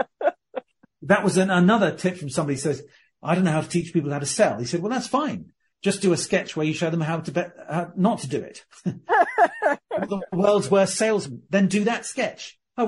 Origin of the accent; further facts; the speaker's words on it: Surrey, South East England, United Kingdom; also born or lived in Birmingham; I grew up in Surrey